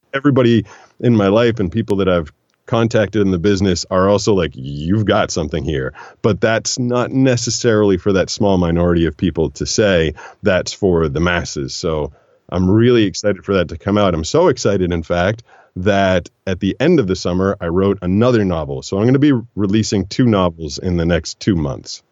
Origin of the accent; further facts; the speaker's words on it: Boston, Massachusetts, United States; moved away as an adult; growing up in Boston, growing up in the Northeast